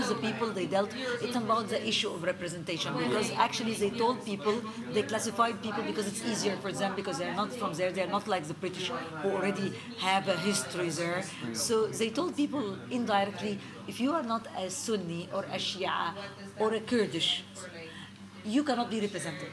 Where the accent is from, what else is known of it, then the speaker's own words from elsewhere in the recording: Egypt; I'm from Egypt